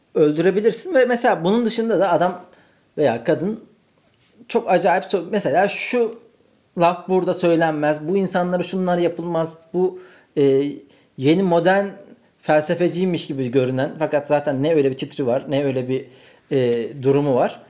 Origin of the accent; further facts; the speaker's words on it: Ankara, Turkey; moved away; kalabalık arkadaş grubu olan bir Ankara kültüründen geliyorum